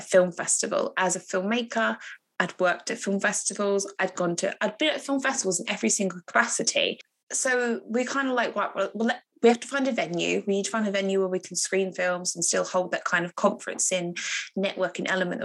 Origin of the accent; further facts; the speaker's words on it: Harlow, East of England, United Kingdom; my hometown in Harlow